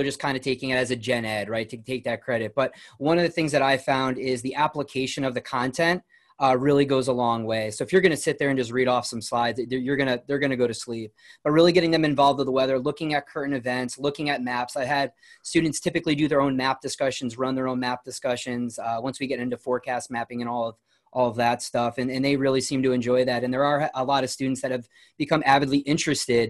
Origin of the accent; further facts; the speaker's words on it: New Milford, Connecticut, United States; I grew up in New Milford, Connecticut